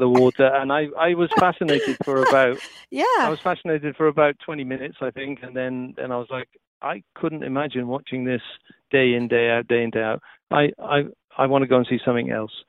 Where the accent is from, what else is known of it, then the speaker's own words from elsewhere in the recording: Wales, United Kingdom; moved away; being a Welshman